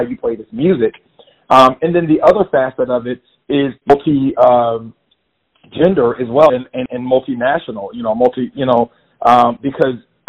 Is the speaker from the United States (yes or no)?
yes; Jacksonville, Florida, United States; moved away as an adult; now in New York, United States; growing up in Florida, I was exposed to gospel music.